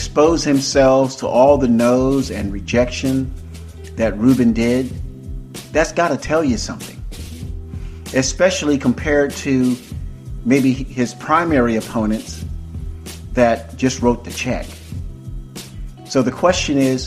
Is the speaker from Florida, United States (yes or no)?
yes; Tampa, Florida, United States; moved away as an adult; also born or lived in Opa-locka, Florida / Dania, Florida; now in California, United States; I am a native Floridian. I was born and raised in Hillsborough County, Tampa, Brandon area